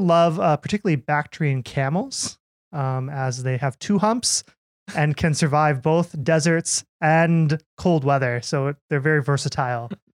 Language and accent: English; Minnesota, United States; moved away; I'm from Minnesota.